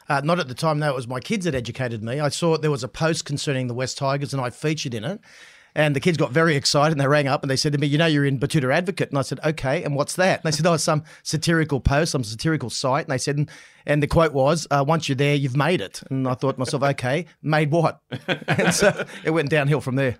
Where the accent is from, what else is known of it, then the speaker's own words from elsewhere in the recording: Central Coast, New South Wales, Australia; I grew up on the Central Coast.